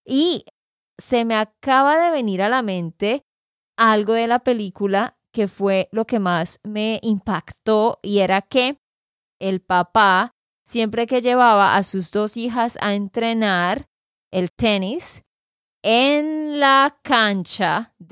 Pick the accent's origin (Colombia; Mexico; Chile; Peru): Colombia; Santander; de Santander, Colombia.